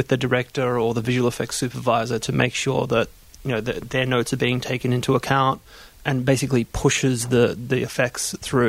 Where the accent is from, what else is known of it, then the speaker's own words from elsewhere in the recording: Melbourne, Victoria, Australia; accent: Australian; I'm from Melbourne.